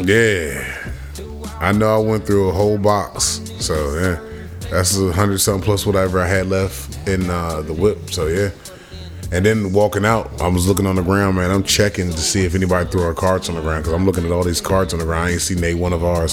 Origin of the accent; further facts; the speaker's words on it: Virginia, United States; We say Virginia